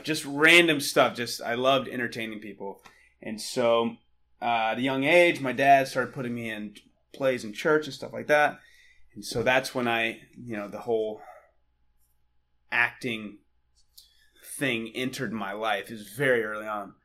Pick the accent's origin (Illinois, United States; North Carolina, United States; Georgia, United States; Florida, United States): North Carolina, United States; just outside of Charlotte; I am Southern kid from North Carolina. Um, was raised there just outside of Charlotte.